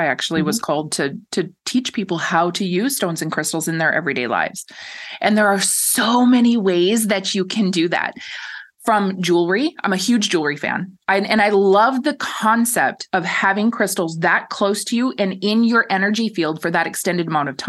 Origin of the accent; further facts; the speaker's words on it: Minnesota, United States; moved away; I'm originally from Minnesota. I grew up a rock hound